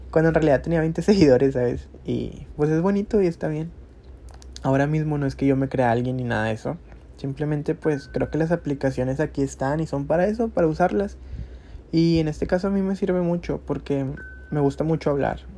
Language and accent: Spanish; Monterrey, Nuevo León, Mexico; tengo 25 años y soy de Monterrey, Nuevo León.